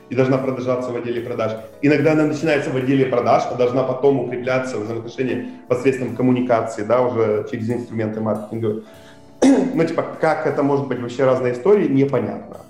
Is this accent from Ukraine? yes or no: yes; Kherson, Kherson Oblast, Ukraine; мы когда ездили, из Херсона